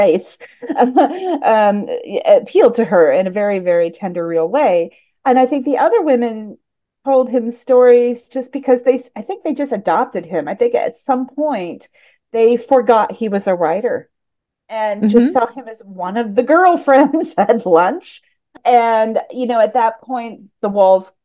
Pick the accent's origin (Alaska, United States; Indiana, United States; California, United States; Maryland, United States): Indiana, United States; I was born in the Midwest in Indiana, but I was an odd Midwestern child.